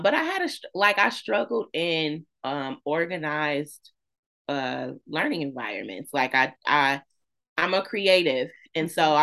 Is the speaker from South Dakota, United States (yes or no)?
no; Flint, Michigan, United States; born and raised in Flint, graduated from Northern.